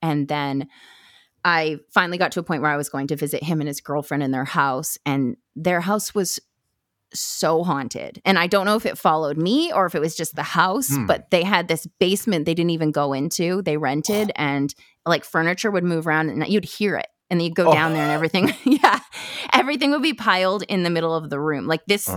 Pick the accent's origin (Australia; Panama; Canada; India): Canada; Vancouver Island, British Columbia; also born or lived in Campbell River, British Columbia / Duncan, British Columbia; I am from Vancouver Island in BC. So I'm Canadian. And I lived in a really small town growing up, a couple of them actually, kind of up and down the island